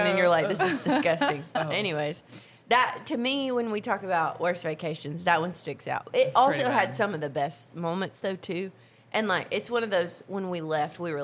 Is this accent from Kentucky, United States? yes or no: no; Alabama, United States; we're from Alabama